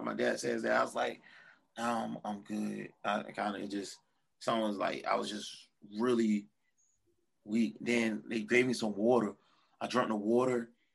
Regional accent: Portsmouth, Virginia, United States; now in Norfolk, United States; I grew up in Portsmouth, then moved to Norfolk, and I stayed

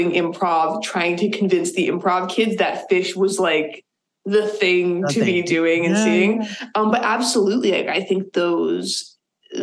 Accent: Boston, Massachusetts, United States; moved away as an adult; now in Burlington, United States; I grew up in the Boston area, and we lived in a lot of places.

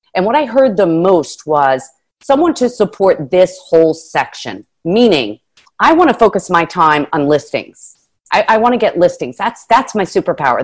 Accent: New Jersey, United States; moved away as an adult; also born or lived in Washington, District of Columbia, United States / Palm Beach; I'm from Jersey

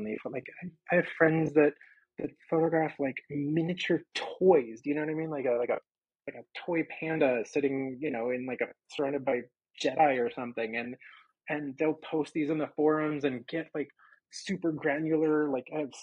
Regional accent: New York, United States; also born or lived in Florida; now in Los Angeles, United States; I'm from New York.

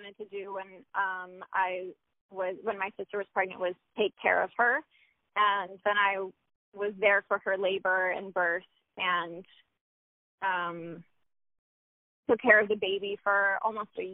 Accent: Troy, New York, United States; I was born in Troy, New York

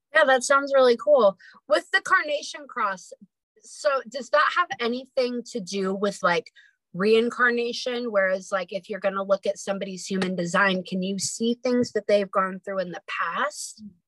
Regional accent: near Lake Tahoe, California, United States; moved away as an adult; also born or lived in Sacramento, California; now in Idaho, United States; I was born in Sacramento, but I actually was raised up near Lake Tahoe.

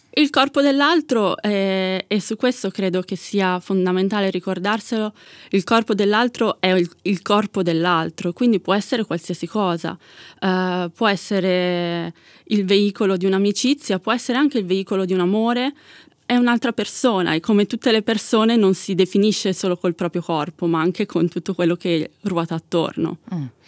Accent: Milan, Lombardy, Italy; io sono nata e cresciuta a Milano

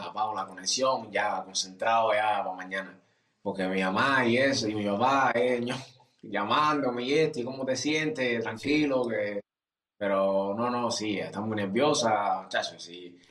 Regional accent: Cuba; now in Germany; como cubanos

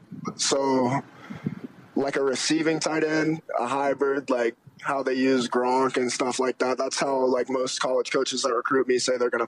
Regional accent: North Carolina, United States; Well, growing up, I was born in North Carolina. I liked North Carolina for a while I lived there. And then we came here and I started to like Ohio State.

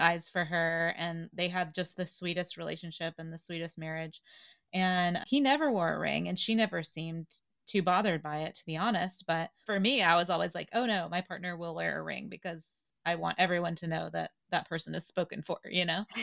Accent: the South, United States; moved away; I grew up in the South

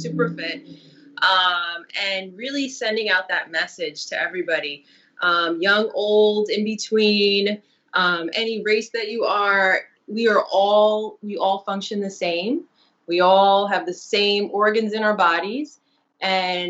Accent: New York City, New York, United States; I'm born and raised in Brooklyn

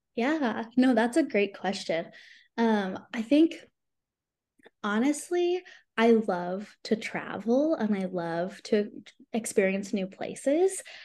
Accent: San Antonio, Texas, United States; moved away as an adult; also born or lived in Irvine, California; now in Edmond, United States; I live in Edmond, Oklahoma now. And I'm originally from San Antonio, Texas.

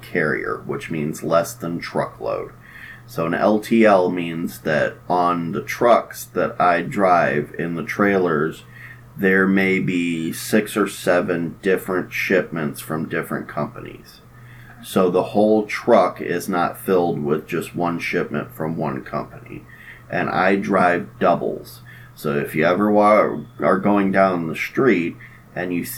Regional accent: Cleveland, Ohio, United States; I grew up in Cleveland

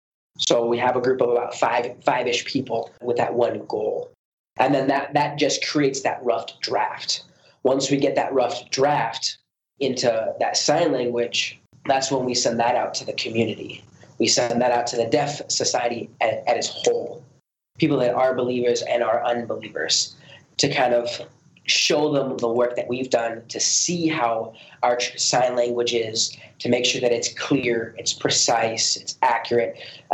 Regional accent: United States; when I was growing up in America, I had a very good education.

